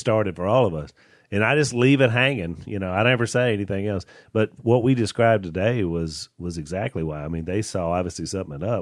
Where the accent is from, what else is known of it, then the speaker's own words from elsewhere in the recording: Junction City, Louisiana, United States; when we were growing up in Junction City